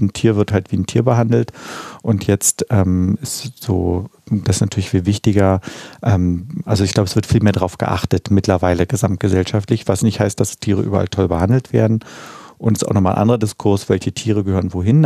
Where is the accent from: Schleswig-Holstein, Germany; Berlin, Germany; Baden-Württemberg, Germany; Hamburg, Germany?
Berlin, Germany; Sophienkirchhof, wo ich ja aufgewachsen bin in Mitte